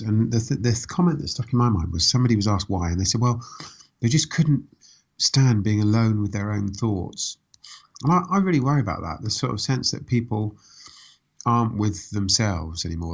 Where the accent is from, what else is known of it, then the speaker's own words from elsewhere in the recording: Reading, South East England, United Kingdom; also born or lived in Woking; I was born in Woking. I grew up in Reading